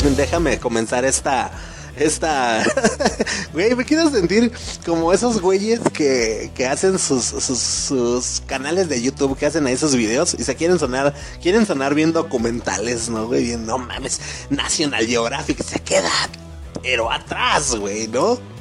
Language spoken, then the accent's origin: Spanish; Mexico; como buen mexicano